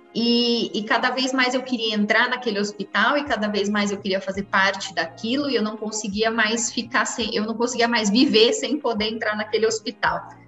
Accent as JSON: {"language": "Portuguese", "town": "Americana", "region": "São Paulo", "country": "Brazil", "tie": "born or raised there", "said": "Nasci em Americana, São Paulo, interior"}